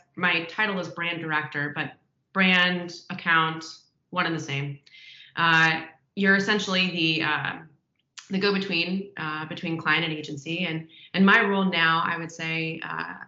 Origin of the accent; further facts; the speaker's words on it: Omaha, Nebraska, United States; moved away as an adult; also born or lived in Des Moines, Iowa; now in Los Angeles, United States; I grew up in Omaha, Nebraska, actually